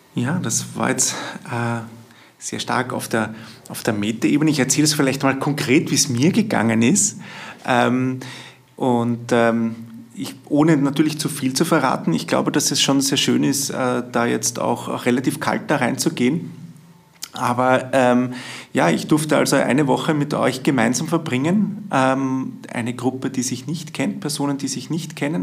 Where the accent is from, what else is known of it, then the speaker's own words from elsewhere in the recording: Vienna, Austria; bei uns in Wien